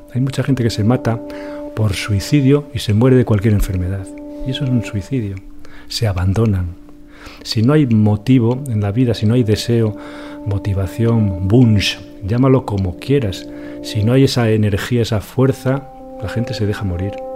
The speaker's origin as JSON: {"language": "Spanish", "town": "León", "region": "Castile and León", "country": "Spain", "tie": "born or raised there", "moved": "yes", "lives_now": "Valladolid, Spain", "said": "nací en León"}